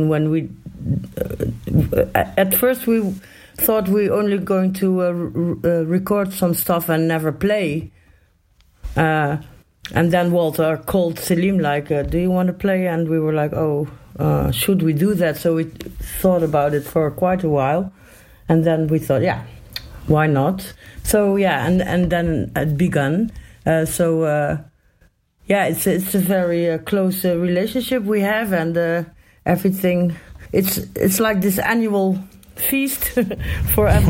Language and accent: English; Eindhoven, North Brabant, Netherlands; I live in Eindhoven. It's like a 20-minute drive from Tilburg